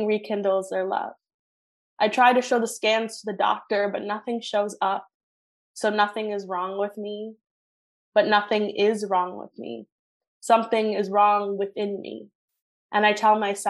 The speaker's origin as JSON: {"language": "English", "country": "Sri Lanka", "said": "I'm South Asian. I'm Tamil specifically. I'm from Sri Lanka."}